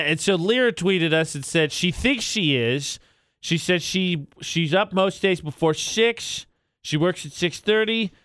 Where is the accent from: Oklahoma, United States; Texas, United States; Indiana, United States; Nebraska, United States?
Indiana, United States; moved away; one of these departments is in my home state